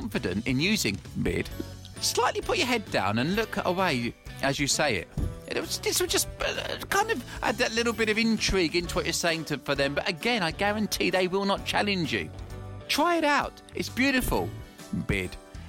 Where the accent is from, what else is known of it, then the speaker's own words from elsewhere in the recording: England, United Kingdom; I'm from England.